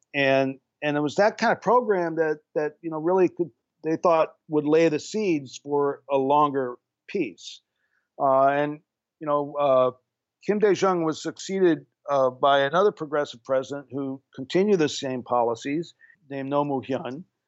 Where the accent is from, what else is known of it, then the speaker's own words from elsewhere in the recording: Japan; moved away; I grew up in Japan during the 50s